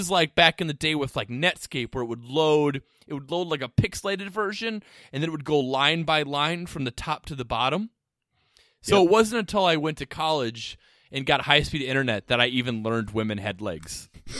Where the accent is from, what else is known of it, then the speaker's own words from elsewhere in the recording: Spooner, Wisconsin, United States; Well, when I was growing up in Spooner, Wisconsin